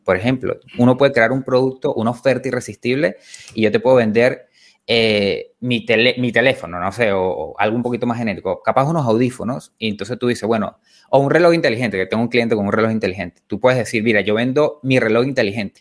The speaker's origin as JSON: {"language": "Spanish", "country": "Venezuela", "moved": "as an adult", "lives_now": "Argentina", "said": "yo soy venezolano"}